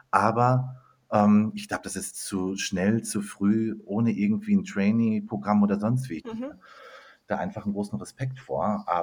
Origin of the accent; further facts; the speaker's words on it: North Rhine-Westphalia, Germany; now in Munich, Germany; ich bin eigentlich Ruhrpottler, wohne aber inzwischen in München mit vielen Stationen dazwischen